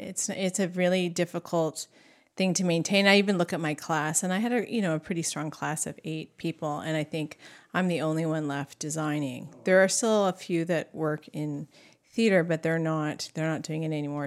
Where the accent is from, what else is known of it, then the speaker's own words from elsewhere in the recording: Duncan, British Columbia, Canada; I grew up there. I was born and raised there